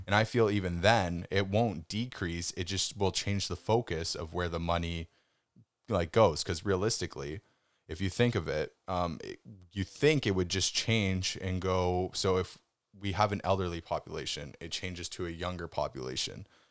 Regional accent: Canada; as a Canadian

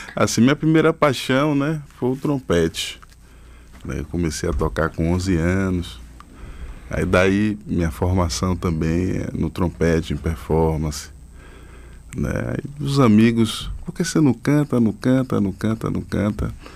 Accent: Cachoeira, Bahia, Brazil; Eu que cresci em cachoeira, com três bandas de música

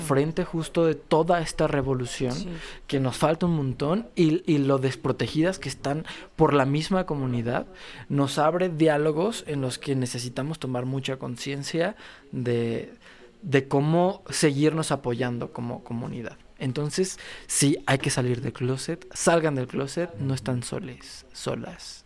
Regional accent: León, Guanajuato, Mexico; venimos de León, Guanajuato

